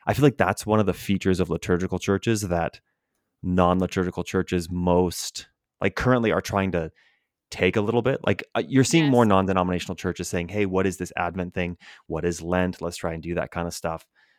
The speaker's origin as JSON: {"language": "English", "town": "Edmonton", "region": "Alberta", "country": "Canada", "tie": "born or raised there", "said": "So it's funny growing up in Canada, in the public school system in Edmonton, Alberta, there are two elementary schools that are German immersion schools"}